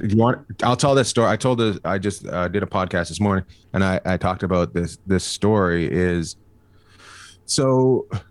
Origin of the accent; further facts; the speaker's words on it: Canada; moved away as an adult; now in United States; I grew up in the middle of nowhere. I grew up near Alaska